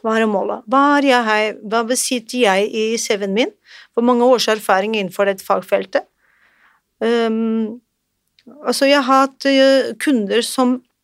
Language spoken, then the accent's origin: Norwegian; Portugal; now in Norway; Jeg er eh, fra Portugal